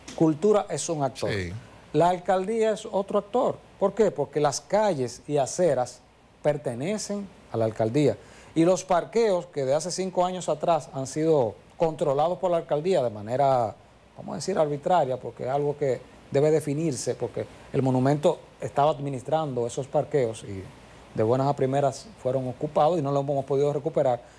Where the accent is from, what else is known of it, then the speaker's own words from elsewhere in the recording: Santiago de los Caballeros, Santiago, Dominican Republic; todos somos aquí de Santiago